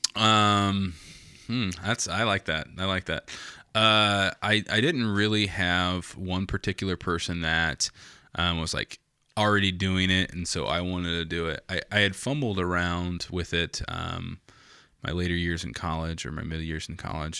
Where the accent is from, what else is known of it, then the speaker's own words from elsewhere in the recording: Logansport, Indiana, United States; also born or lived in San Antonio, Texas; I came from Logan Sport